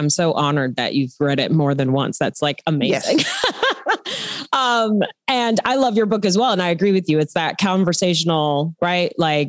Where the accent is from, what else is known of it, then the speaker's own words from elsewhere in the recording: New York, United States; now in North Carolina, United States; I'm also a New Yorker, even though I live in North Carolina now. I always make sure people know I'm from New York.